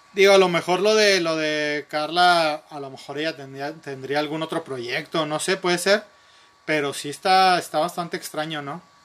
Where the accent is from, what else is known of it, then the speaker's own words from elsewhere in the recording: Nuevo León, Mexico; somos de Nuevo León o, hemos vivido siempre en Nuevo León